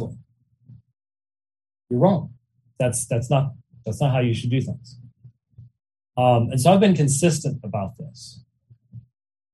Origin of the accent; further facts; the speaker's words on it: Arizona, United States; I was raised in Arizona